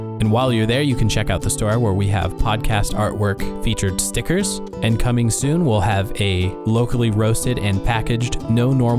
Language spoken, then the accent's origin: English; United States; as Americans